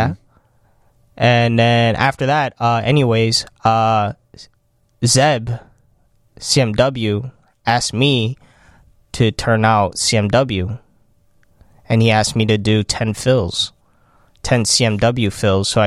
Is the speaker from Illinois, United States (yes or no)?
yes; Chicago, Illinois, United States; Uh, I'm from